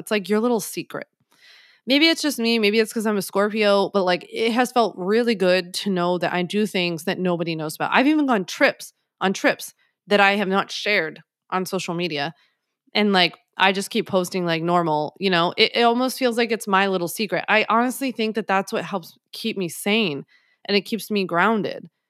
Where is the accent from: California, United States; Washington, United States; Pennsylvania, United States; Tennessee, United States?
Pennsylvania, United States; Philadelphia; now in New York, United States; I'm from Philly, so we call it hoagies